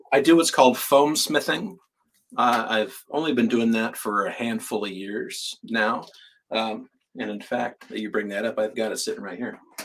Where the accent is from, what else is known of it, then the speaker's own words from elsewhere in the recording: California, United States; I'm from California